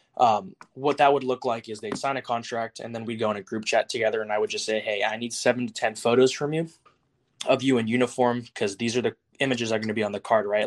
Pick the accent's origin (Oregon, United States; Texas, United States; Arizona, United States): Texas, United States; Houston; I'd go to um, Astros games all the times because I'm from Houston